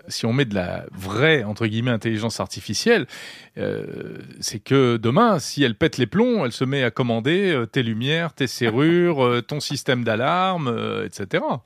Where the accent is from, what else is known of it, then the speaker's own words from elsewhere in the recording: France; Chez nous, en France.